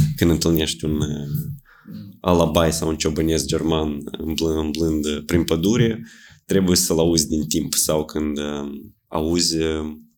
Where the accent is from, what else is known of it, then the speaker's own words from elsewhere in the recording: Suruceni, Ialoveni District, Moldova; în satul meu, în Soruceni